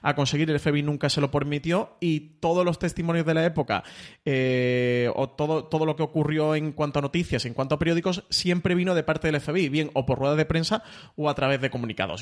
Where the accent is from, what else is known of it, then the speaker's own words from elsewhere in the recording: Spain; como espectador español